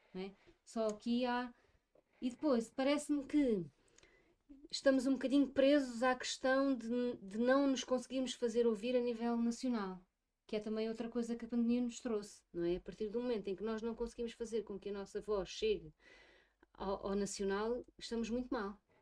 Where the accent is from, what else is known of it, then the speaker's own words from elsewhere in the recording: Odemira, Alentejo, Portugal; para o conselho onde eu nasci e onde sempre vivi